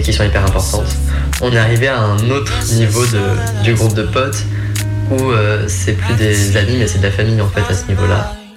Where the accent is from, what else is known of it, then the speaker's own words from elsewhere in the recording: Creuse, Nouvelle-Aquitaine, France; je viens de Creuse, hein, donc euh, il faut le contexte aussi, hein, la campagne profonde